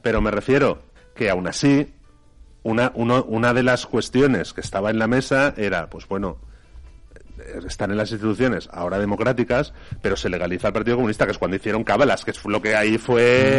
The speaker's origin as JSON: {"language": "Spanish", "region": "Valencian Community", "country": "Spain", "said": "nosotros no como valencianos"}